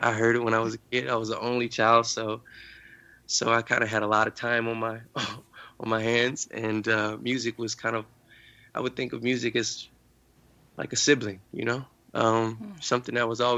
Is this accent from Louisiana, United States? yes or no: yes; New Orleans, Louisiana, United States; growing up in New Orleans, I mean, you have a different experience